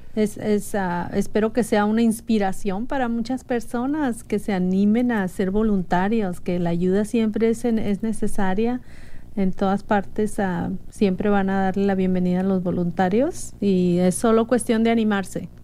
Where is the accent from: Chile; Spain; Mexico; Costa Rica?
Mexico; now in United States; yo elegiría ser mexicana de nuevo, porque como mexicana me siento muy orgullosa de mis raíces